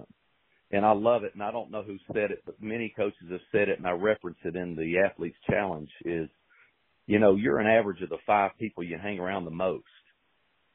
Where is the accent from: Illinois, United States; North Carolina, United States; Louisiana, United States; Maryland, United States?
North Carolina, United States; Hendersonville; born and raised in Hendersonville